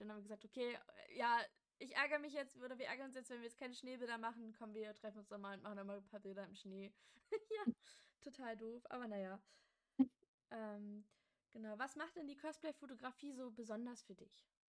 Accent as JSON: {"language": "German", "town": "Magdeburg", "region": "Saxony-Anhalt", "country": "Germany", "said": "wir kommen beide aus Magdeburg"}